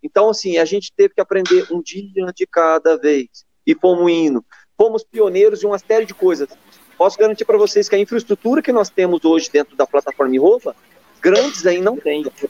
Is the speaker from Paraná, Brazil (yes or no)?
no; Minas Gerais, Brazil; eu já sou mineiro